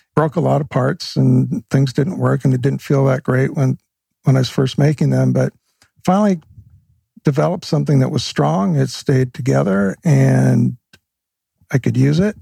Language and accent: English; Vancouver, British Columbia, Canada; I grew up in Vancouver, Canada